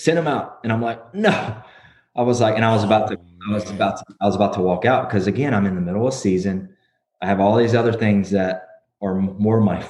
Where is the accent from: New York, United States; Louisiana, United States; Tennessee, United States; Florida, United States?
Louisiana, United States; Lake Charles; moved away as an adult; I had a job opportunity at McNeese State, which is my hometown, small 1AA school at the time